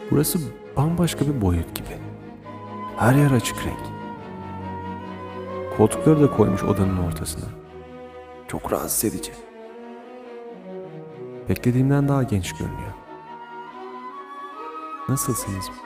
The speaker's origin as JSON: {"language": "Turkish", "region": "Erzurum", "country": "Turkey", "tie": "born or raised there", "moved": "as an adult", "lives_now": "Istanbul, Turkey", "said": "Aslen Erzurumluyuz. Üniversiteye kadar Erzurum'da yaşadım. Ailem hala orada yaşıyor."}